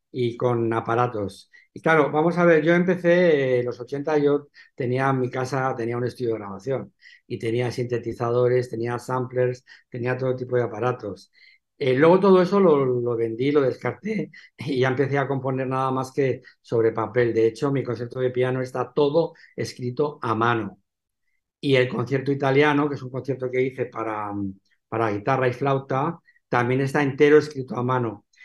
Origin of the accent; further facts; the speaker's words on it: Benidorm, Valencian Community, Spain; now in Alicante, Spain; aunque yo soy de aquí, pero como no he vivido nunca aquí, bueno, yo realmente soy de Benidorm. Mi padre era de Benidorm